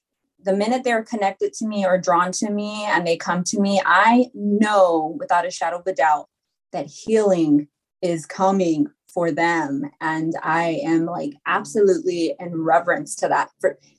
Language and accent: English; Amarillo, Texas, United States; born and raised in Amarillo. So it's like a small town, not much